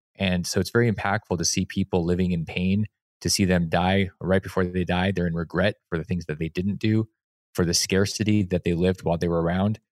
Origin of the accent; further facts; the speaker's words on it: Alaska, United States; moved away; I came from Alaska